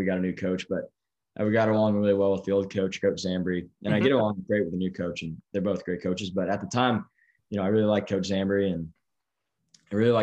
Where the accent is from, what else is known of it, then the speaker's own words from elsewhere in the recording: San Diego, California, United States; moved away as an adult; now in Los Angeles, United States; growing up in San Diego